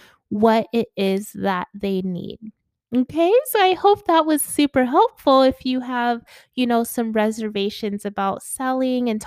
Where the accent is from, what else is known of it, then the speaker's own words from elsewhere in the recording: Connecticut, United States; now in Atlanta, United States; I lived in Connecticut as a kid